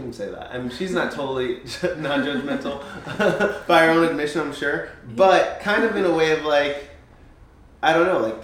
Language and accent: English; United States; I was born in the 90s. And I was born in America